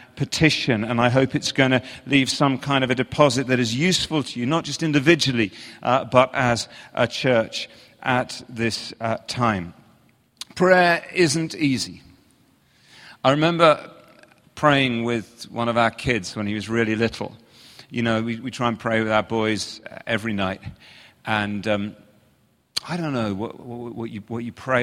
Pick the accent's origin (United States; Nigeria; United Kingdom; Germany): United Kingdom; England; accent: English; I'm from England